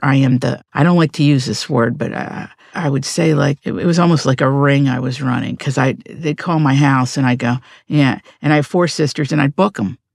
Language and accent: English; Appalachia, United States; I grew up in Appalachia